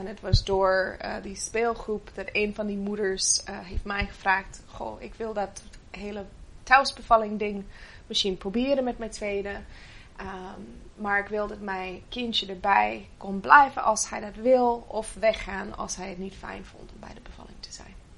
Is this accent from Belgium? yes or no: no; Canada; Dutch is a second language; moved away as an adult; now in Netherlands; ik ben niet, eh, oorspronkelijk Nederlander. Eh, ik kom uit Canada en, eh, ik ben achttien jaar geleden naar Nederland toegekomen